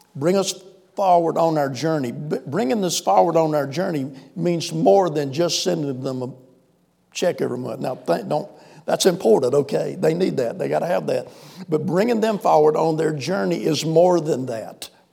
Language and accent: English; South Carolina, United States; accent: Southern; moved away as an adult; also born or lived in Sahara; we grew up out here in South Carolina, so I cultivate this Southern accent